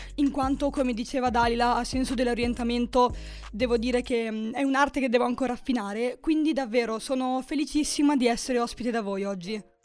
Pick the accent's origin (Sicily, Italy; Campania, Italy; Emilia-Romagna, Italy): Emilia-Romagna, Italy; a village near Forlì; now in Milan, Italy; io sono di un paesino vicino Forlì, in eh, Romagna